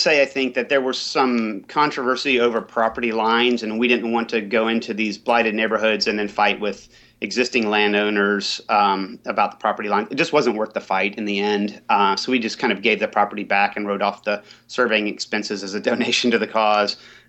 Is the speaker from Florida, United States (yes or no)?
yes; Pensacola, Florida, United States; now in Columbus, United States; I grew up in Pensacola, Florida.